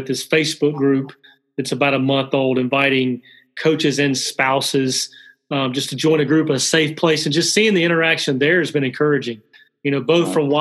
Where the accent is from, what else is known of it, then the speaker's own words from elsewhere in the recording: Alabama, United States; I'm from Alabama, so some of my vocabulary could be limited.